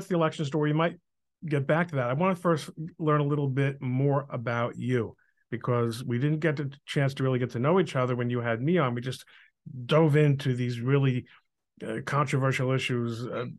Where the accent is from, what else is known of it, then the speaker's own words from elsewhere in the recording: New Jersey, United States; also born or lived in Brooklyn, New York; when we were nine, we moved to New Jersey.